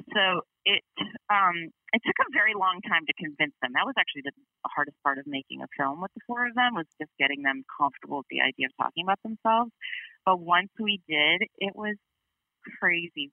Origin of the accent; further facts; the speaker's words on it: Chicago, Illinois, United States; I grew up in Chicago